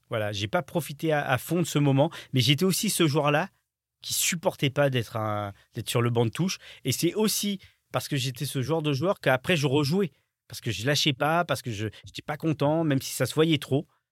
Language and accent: French; France; je suis français